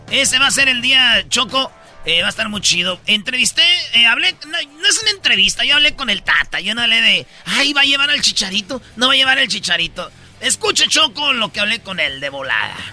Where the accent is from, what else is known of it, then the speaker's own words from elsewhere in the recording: Mexico; como mexicanos tenemos esa tradición de la lucha libre, de los tacos. ¿Qué es lo que esté mal impresionado de nuestra cultura mexicana?